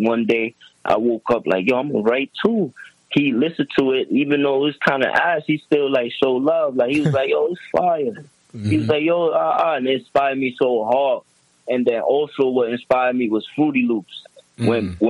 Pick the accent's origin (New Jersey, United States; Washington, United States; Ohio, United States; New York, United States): New York, United States; Yonkers; moved away as an adult; also born or lived in Allentown, Pennsylvania, United States; I'm born and raised in Yonkers, though.